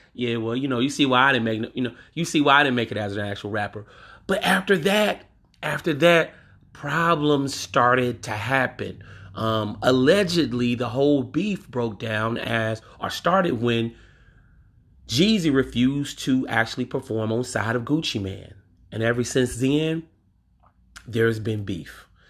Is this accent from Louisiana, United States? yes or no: yes; Louisiana, United States; from my home state, Louisiana